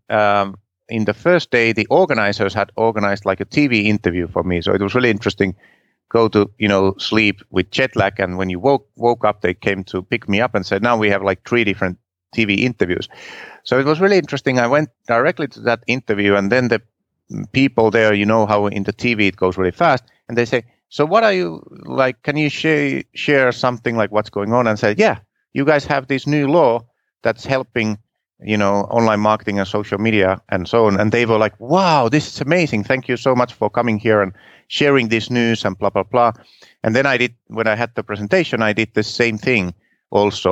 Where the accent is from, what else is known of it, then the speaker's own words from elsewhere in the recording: Finland; English is a second language; I'm from Finland, and my English is not perfect